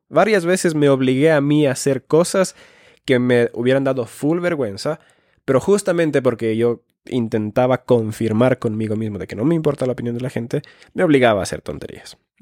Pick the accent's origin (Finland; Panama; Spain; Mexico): Finland; moved away; also born or lived in Ecuador; soy nacido en Finlandia